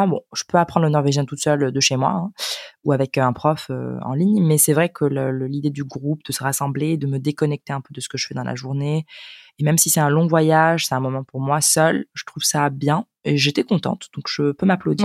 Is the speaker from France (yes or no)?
no; Spain; French is a second language; je viens de l'Espagne